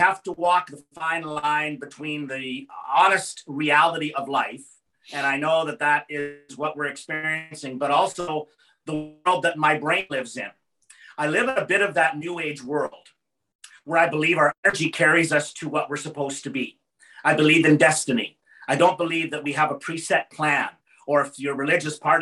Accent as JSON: {"language": "English", "town": "Yorkton", "region": "Saskatchewan", "country": "Canada", "tie": "born or raised there", "said": "Yorkton, Saskatchewan, my hometown"}